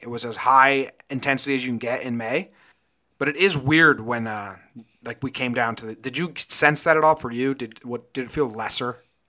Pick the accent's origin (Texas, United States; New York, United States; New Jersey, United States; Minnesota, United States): New Jersey, United States; also born or lived in Connecticut; now in Northern California, United States; I'm originally from New Jersey, and I spent nine years in Connecticut, and we're transplanted Yankee fans